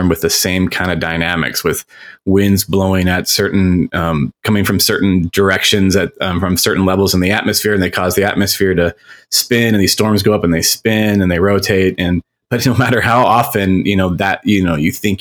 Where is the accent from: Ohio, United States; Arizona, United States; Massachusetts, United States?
Arizona, United States; Phoenix; I'm from Phoenix, Arizona. That's where I live. And I grew up with storms.